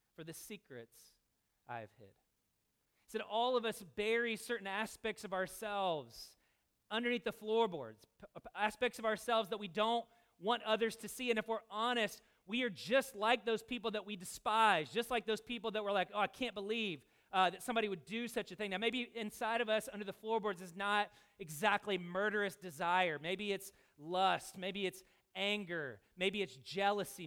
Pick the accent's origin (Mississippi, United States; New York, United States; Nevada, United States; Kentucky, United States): Kentucky, United States; Louisville; I'm from Louisville